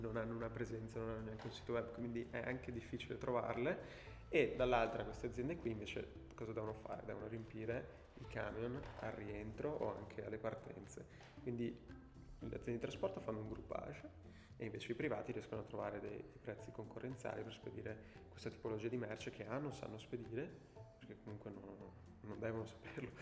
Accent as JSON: {"language": "Italian", "town": "Belluno", "region": "Veneto", "country": "Italy", "also_born_or_lived": "Milan", "moved": "as an adult", "said": "dal mio paese Belluno"}